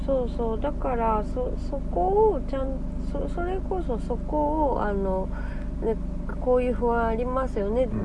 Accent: Kansai, Japan; 私も関西人なんでね。

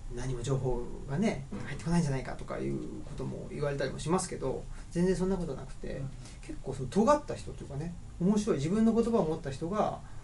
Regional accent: Urawa, Saitama, Japan; moved away as an adult; now in Higashiyoshino, Japan; 僕は埼玉県の浦和ってとこで育ったんですけど

